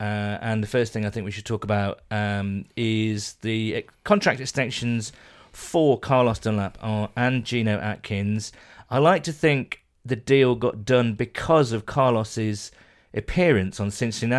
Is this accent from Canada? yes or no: no; the Midlands, England, United Kingdom; a fellow Bengals fan who I grew up with in the Midlands